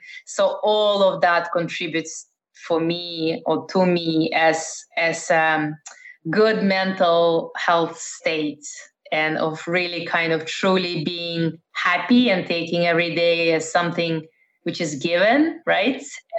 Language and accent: English; Netherlands; also born or lived in Russia; now in United States; But I was born in Russia, former Soviet Union. I grew up in the Netherlands and I've lived in Eastern Europe, in Middle East.